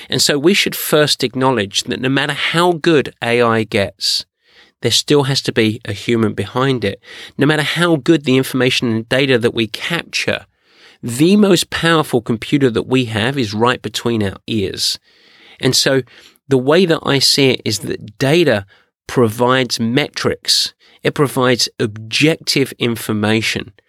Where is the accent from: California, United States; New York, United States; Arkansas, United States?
California, United States; San Diego; I'm from San Diego.